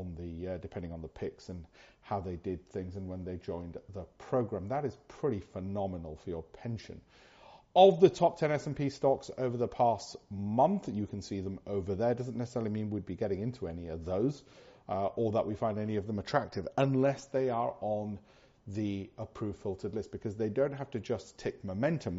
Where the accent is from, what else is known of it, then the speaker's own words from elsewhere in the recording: United Kingdom; being British, as I am